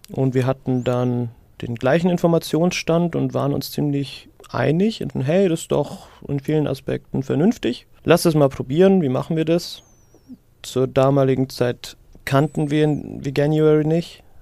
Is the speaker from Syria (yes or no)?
yes; Syria; ich kann mich nicht entsinnen, in meiner Kindheit in Syrien jemals abgepacktes Fleisch, Obst oder Gemüse gekauft zu haben